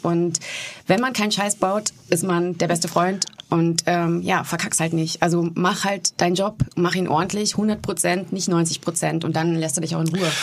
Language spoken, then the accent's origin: German; Warendorf, North Rhine-Westphalia, Germany; meiner Heimatstadt in Warendorf